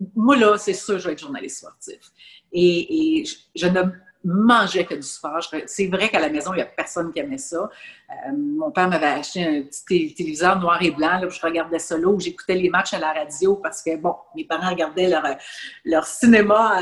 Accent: Laval, Quebec, Canada; Et j'étais native de Laval. Je demeurais tout près de l'aréna

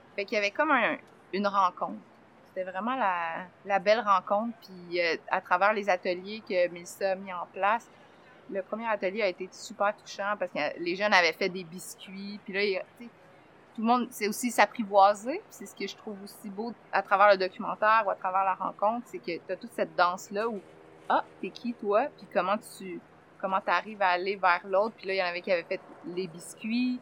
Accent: Saint-Gabriel-de-Brandon, Quebec, Canada; je suis née à Saint-Gabriel de Brandon. Je suis un enfant de la Brandonie

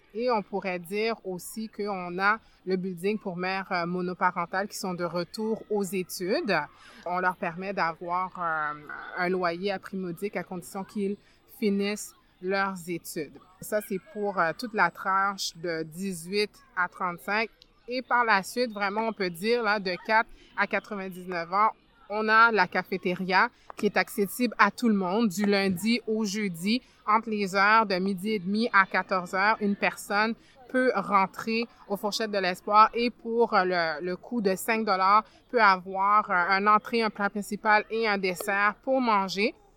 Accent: Montreal, Quebec, Canada; also born or lived in France / Ottawa; now in Montreal, Canada; Je suis arrivée euh, au Québec euh, en 89. À cette époque-là, j'avais 9 ans. Je suis née en France, donc on est venu de la France à ici. J'ai beaucoup grandi plus dans le quartier Saint-Michel

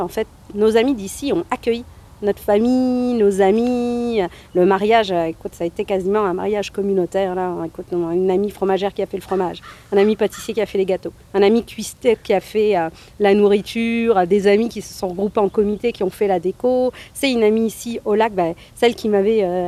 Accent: northern France, France; moved away as an adult; also born or lived in Montreal / Gaspésie / Lanaudière; now in Alma, Canada; Je suis française d'origine algérienne. Donc je viens du nord de la France, je vis au lac depuis maintenant 7 ans

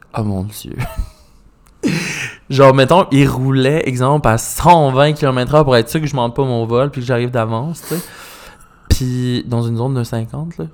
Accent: Magdalen Islands, Quebec, Canada; moved away; je viens des Îles-de-la-Madeleine, fait j'ai été élevé un peu dans le country

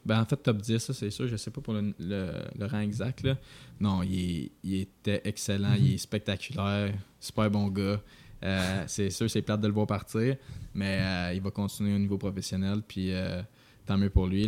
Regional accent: Quebec, Canada; moved away as an adult; also born or lived in Vermont; en tant que Québécois qui arrive dans une université américaine

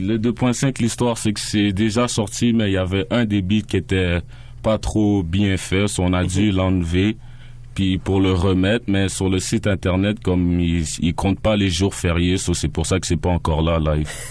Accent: Montreal, Quebec, Canada; Je viens de Saint-Michel, mais par après, j'ai grandi dans l'Antic

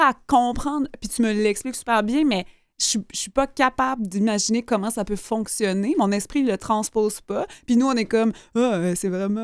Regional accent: Gaspésie, Quebec, Canada; je viens de la Gaspésie

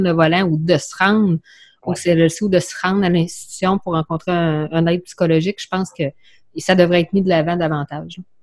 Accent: Quebec City, Quebec, Canada; also born or lived in Bellechasse; je suis de Québec. À cet je reste euh, dans Bellechasse

